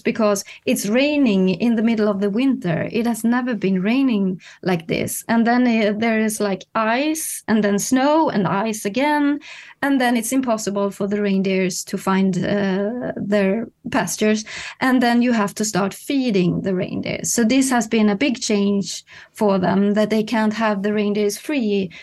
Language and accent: English; Kiruna, Norrbotten County, Sweden; now in Stockholm, Sweden; living in Stockholm now, but I come from Kiruna, high up in the north